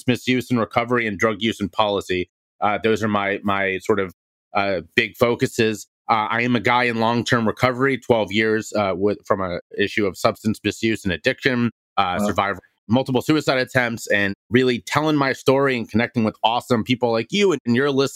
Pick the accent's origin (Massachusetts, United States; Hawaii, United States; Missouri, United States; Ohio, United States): Ohio, United States; Cincinnati; moved away; I'm from Cincinnati, Ohio. I grew up in a very athletic family